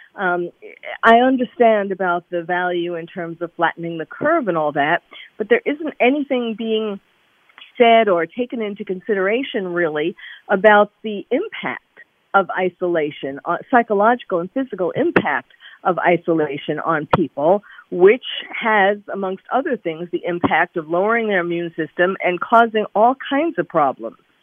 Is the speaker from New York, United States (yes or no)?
yes; New York, United States; I'm originally a I'm a New Yorker, born and bred